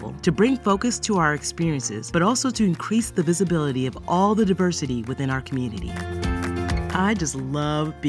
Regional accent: New York City, New York, United States; I'm from Brooklyn, New York

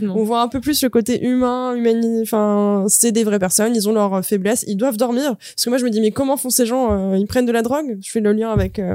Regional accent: Dauphiné, Auvergne-Rhône-Alpes, France; moved away; chez moi, chez mes parents, c'est le Dauphiné

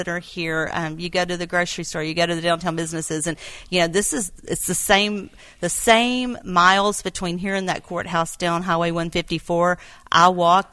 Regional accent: Quitman, Texas, United States; And Quitman's my hometown, right. Grew up here

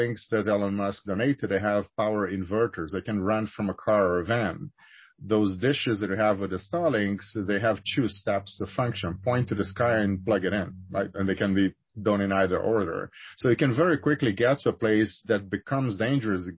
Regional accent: Rio de Janeiro, Brazil; moved away; I'm originally from Rio. I grew up there

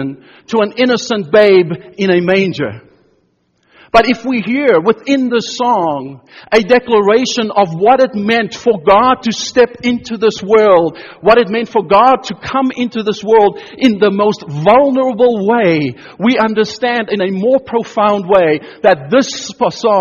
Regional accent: South Africa; moved away; I grew up in South Africa during apartheid years, in our schools, both in primary and secondary education, we sang songs

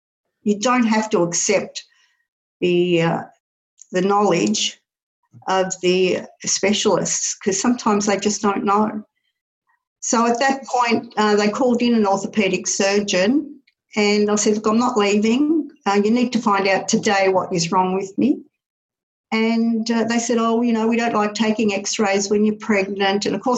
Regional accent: Paris, Île-de-France, France; born there; I was born in Paris, France, actually.

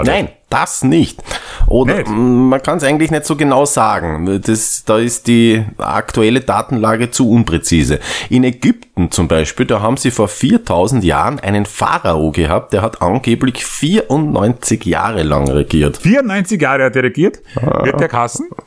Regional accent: Austria; Also bei uns in Österreich? Ja, wir waren, wir waren ein Kaiserreich.

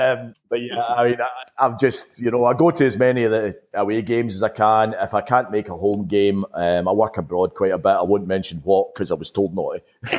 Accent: Paisley, Scotland, United Kingdom; I was originally from Paisley

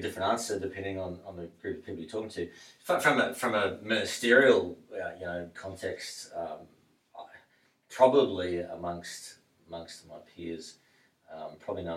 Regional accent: New Zealand; also born or lived in Mackay, Queensland, Australia; now in Australia; Most of my growing up was in New Zealand

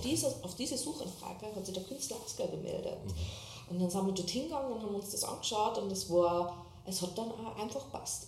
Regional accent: Waizenkirchen, Upper Austria, Austria; moved away as an adult; also born or lived in Salzburg; now in Berlin, Germany; bin aus Oberösterreich, Weizenkirchen heißt der kleine Ort

